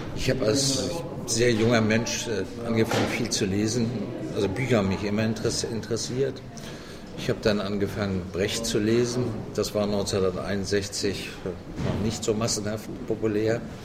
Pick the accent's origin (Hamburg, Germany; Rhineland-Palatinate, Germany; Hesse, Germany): Hamburg, Germany; also born or lived in Bavaria; Also ich bin ja zwar nicht gebürtiger Hamburger, geboren bin ich in einem kleinen Dorf in Bayern, aber in Hamburg aufgewachsen